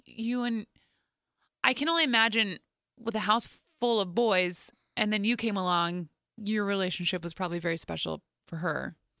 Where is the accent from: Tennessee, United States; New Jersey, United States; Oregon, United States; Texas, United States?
New Jersey, United States; we grew up in New Jersey